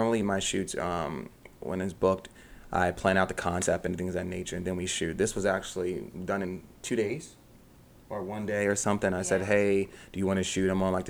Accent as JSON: {"language": "English", "region": "New Jersey", "country": "United States", "moved": "as an adult", "lives_now": "Pennsylvania, United States", "said": "I'm from New Jersey. So I just commuted."}